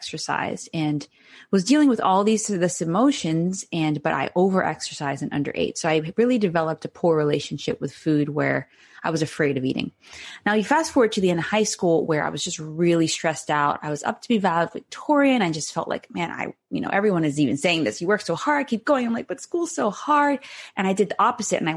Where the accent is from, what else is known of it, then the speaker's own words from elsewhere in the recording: Cayman Islands; moved away; I'm originally from the Cayman Islands in the Caribbean